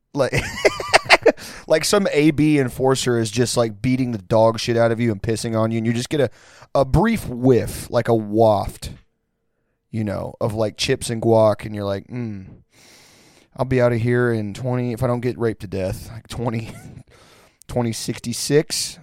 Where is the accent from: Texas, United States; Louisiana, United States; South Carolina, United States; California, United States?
Texas, United States; Pasadena; I'm at a bar, like, three minutes from where I grew up in Pasadena, Texas, l, like, fifteen, twenty minutes outside of Houston.